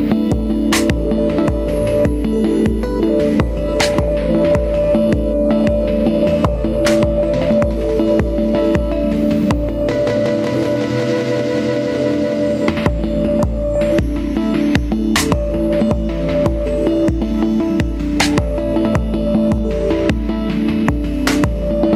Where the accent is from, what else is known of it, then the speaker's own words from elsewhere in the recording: Tokyo, Japan; I grew up in Tokyo